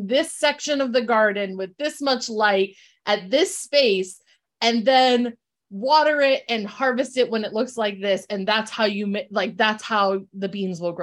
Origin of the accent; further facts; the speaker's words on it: Bristol, Connecticut, United States; also born or lived in New Britain, Connecticut; I grew up in Bristol, Connecticut with, I'm the child of an interracial marriage